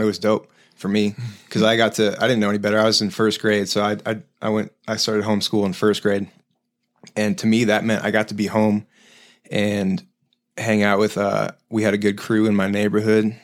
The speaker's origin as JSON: {"language": "English", "town": "Denver", "region": "Colorado", "country": "United States", "tie": "born or raised there", "also_born_or_lived": "Highlands Ranch", "said": "I was born here, in Denver"}